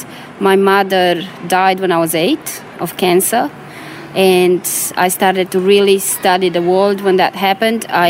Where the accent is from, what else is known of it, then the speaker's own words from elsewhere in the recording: Romania; moved away; I was born in Romania during communism